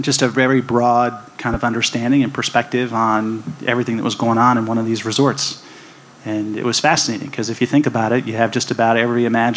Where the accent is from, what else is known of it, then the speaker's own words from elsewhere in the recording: San Francisco, California, United States; now in Las Vegas, United States; I grew up in San Francisco